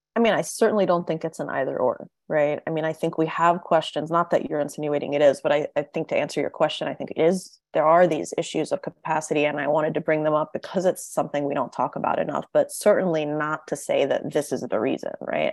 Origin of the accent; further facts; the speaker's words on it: Tennessee, United States; I grew up in Tennessee. I grew up in the American South